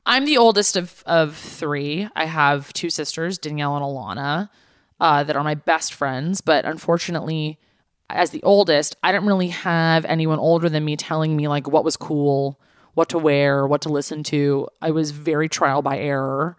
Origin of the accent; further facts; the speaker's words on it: Los Angeles, California, United States; growing up in the valley the valley is technically in Los Angeles